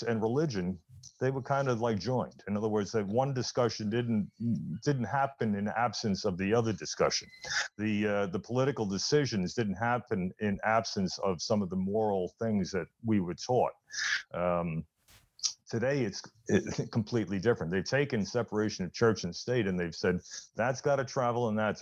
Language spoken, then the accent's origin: English; New York City, New York, United States; when I was growing up in the Bronx.